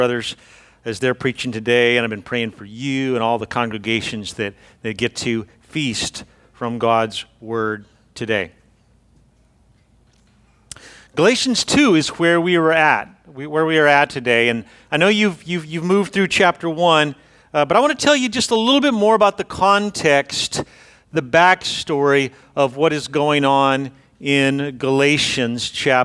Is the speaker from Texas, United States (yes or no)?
yes; Brownsville, Texas, United States; moved away as an adult; I'm a Brownsville kid. I grew up in Brownsville